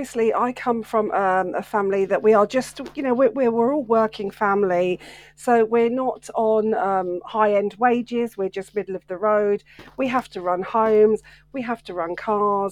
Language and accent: English; Welwyn Garden City, East of England, United Kingdom; my hometown centre of Welwyn Garden City